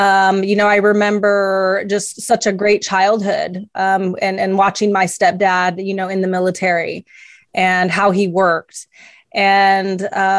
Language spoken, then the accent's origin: English; Italy; also born or lived in Greece; I was raised in Italy and Greece. My stepfather was in the army.